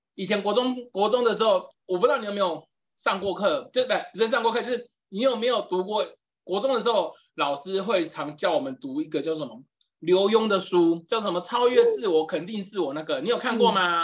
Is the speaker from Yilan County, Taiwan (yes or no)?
yes; Yilan County, Taiwan; 就回宜兰，就是因为我是宜兰人嘛，就我，我妈就回宜兰